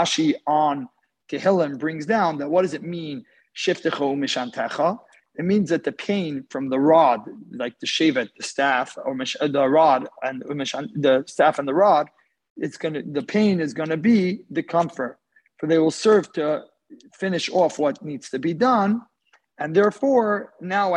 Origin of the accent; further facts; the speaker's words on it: Houston, Texas, United States; I'm from Houston, Texas.